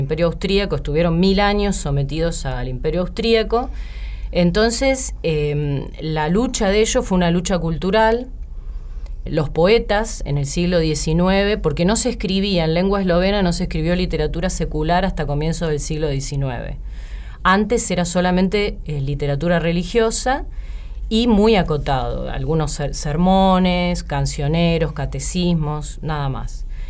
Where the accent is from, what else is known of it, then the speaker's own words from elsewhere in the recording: La Plata, Buenos Aires Province, Argentina; moved away as an adult; now in Buenos Aires, Argentina; yo soy de La Plata y cuando terminé el secundario, yo quería vivir en Buenos Aires